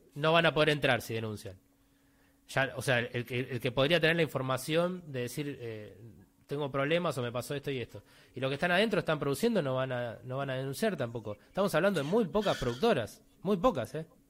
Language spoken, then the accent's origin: Spanish; Buenos Aires, Argentina; Yo crecí viendo cine en Belgrano, que soy de Villa Devoto